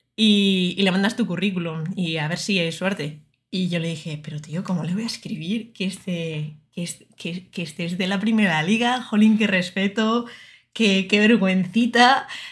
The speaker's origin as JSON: {"language": "Spanish", "town": "Murcia", "region": "Region of Murcia", "country": "Spain", "moved": "as an adult", "lives_now": "Madrid, Spain", "said": "yo soy de Murcia, entonces, eh, aunque no se me note mucho en el acento"}